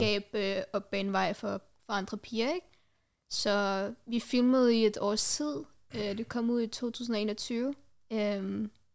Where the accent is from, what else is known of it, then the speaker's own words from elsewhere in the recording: Denmark; Jeg er fra Danmark. øh, jeg har rødder fra Pakistan